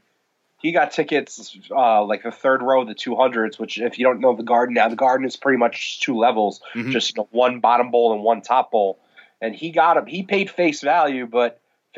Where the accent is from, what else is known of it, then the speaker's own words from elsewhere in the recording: New York, United States; born and raised in New York, still live in New York